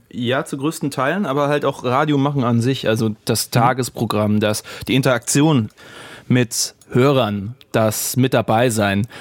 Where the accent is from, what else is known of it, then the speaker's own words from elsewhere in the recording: the South, Southern Germany, Germany; moved away; also born or lived in Rhineland; bei uns im Süden